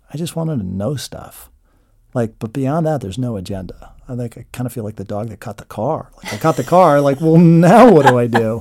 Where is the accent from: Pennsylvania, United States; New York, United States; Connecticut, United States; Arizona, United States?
Pennsylvania, United States; Chester County; I grew up in Chester County